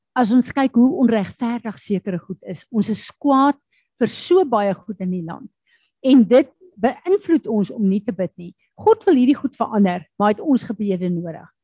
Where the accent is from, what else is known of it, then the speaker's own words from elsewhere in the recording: South Africa; Ek en jy is Suid-Afrikaners